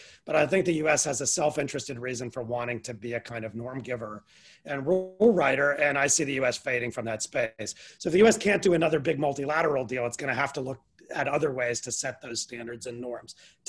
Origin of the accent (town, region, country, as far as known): United States